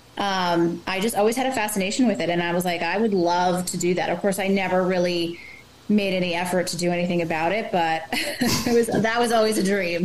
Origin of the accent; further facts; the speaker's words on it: New Jersey, United States; also born or lived in Manhattan; Growing up in Jersey, um, well, I grew up on the beach